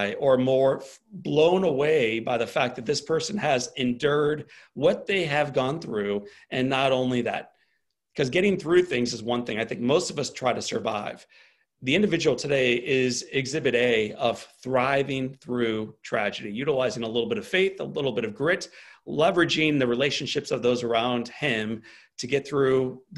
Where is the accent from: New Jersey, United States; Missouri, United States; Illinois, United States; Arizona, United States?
Missouri, United States; St. Louis; I'm from St. Louis, Missouri.